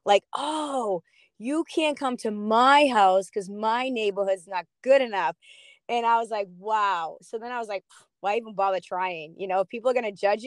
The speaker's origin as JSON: {"language": "English", "town": "Boston", "region": "Massachusetts", "country": "United States", "said": "I'm from Boston"}